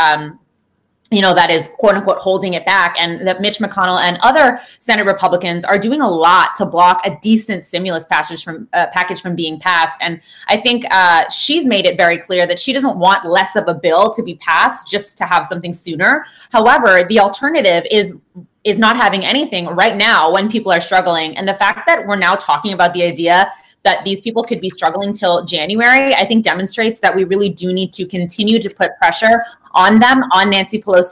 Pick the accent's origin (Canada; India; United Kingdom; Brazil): Canada; I'm from Canada